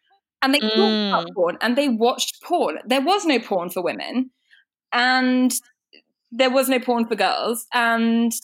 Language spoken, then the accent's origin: English; United Kingdom; I know we're British